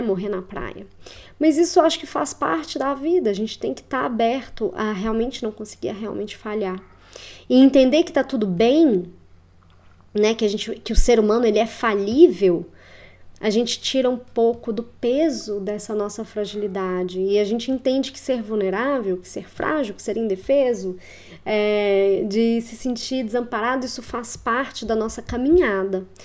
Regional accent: Belo Horizonte, Minas Gerais, Brazil; moved away as an adult; also born or lived in Curitiba, Paraná; eu sou natural de Belo Horizonte e retornei a BH nesta última semana

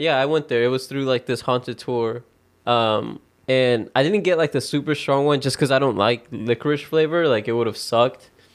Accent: the Bible Belt, United States; we grew up in the Bible Belt

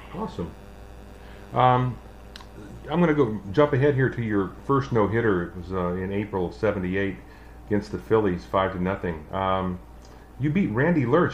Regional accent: Sacramento, California, United States; my hometown of Sacramento, California

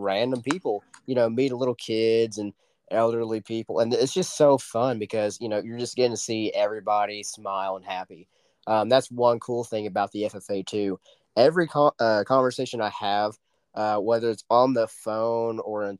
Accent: Oklahoma, United States; I'm from Oklahoma and rodeos are everywhere

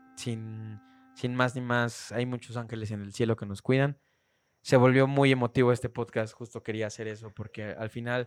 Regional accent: Mexico City, Mexico; tenía seis años cuando nos fuimos del centro de Iztapalapa.

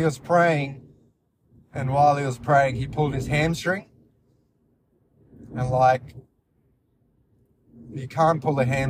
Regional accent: India; I'm from India

